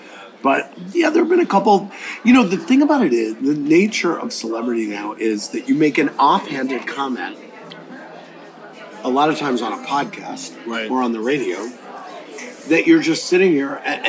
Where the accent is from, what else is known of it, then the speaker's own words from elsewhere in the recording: Midwest, United States; A sense of values, the value of a dollar, and working for it. Right. I always worked growing up